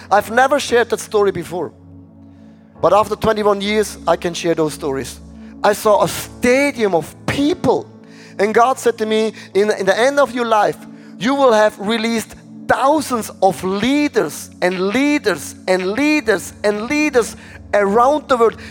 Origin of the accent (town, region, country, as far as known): Switzerland